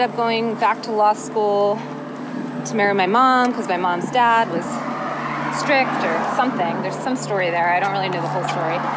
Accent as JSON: {"language": "English", "town": "Tallahassee", "region": "Florida", "country": "United States", "tie": "born or raised there", "said": "I was born in Tallahassee, Florida"}